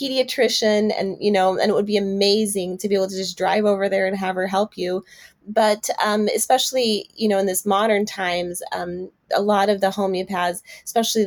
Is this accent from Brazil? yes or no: yes; Brazil; now in Texas, United States; I'm also from Brazil.